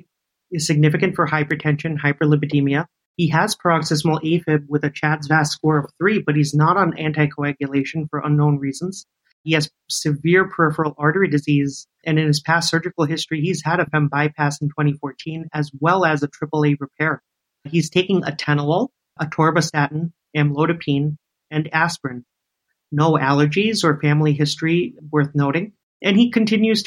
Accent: New York, United States; moved away as an adult; also born or lived in San Francisco; now in Hawaii, United States; Born and raised in New York

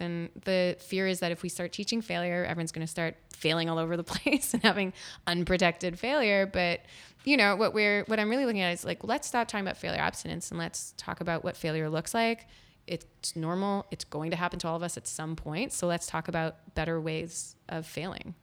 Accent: Winnipeg, Manitoba, Canada; moved away as an adult; also born or lived in Ottawa; I grew up in Winnipeg, Manitoba, and I'm very proud

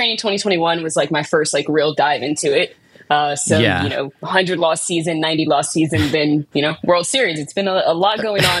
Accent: Louisiana, United States; accent: southern twang; moved away as an adult; now in Texas, United States; I'm from Louisiana, so right next door. Still got a little bit of the southern twang, but not quite as much as they do out in Texas.

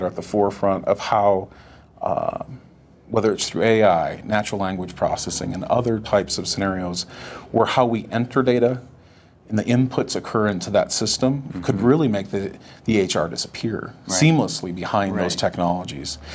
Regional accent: North Dakota, United States; now in Colorado, United States; I grew up in North Dakota

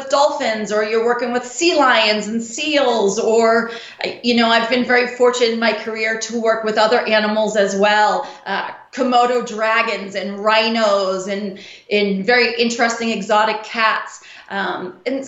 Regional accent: Boston, Massachusetts, United States; I'm originally from Boston. I was born and raised in Boston.

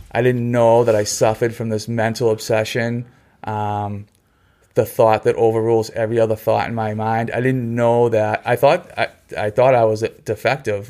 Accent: Hanson, Massachusetts, United States; also born or lived in Quincy, Massachusetts, United States / Kingston, Massachusetts, United States; I grew up in Hanson on a dirt road

